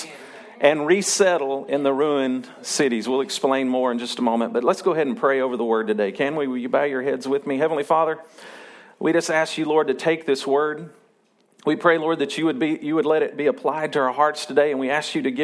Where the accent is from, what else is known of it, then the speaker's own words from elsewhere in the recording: Arkansas, United States; I'm still Arkansan, and I was born and raised here, and this is my hometown, and I love Arkansas